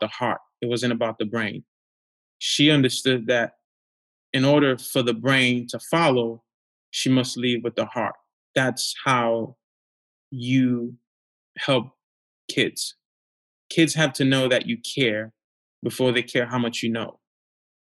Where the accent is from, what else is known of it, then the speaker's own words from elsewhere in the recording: New York City, New York, United States; also born or lived in Haiti; I grew up in Crown Heights